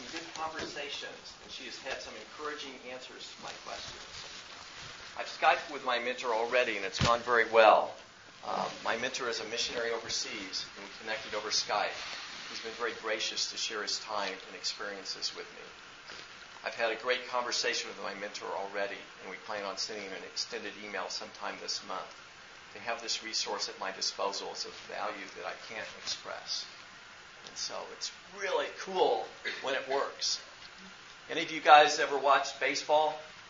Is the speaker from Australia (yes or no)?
no; Kansas City, United States; I grew up in Kansas City.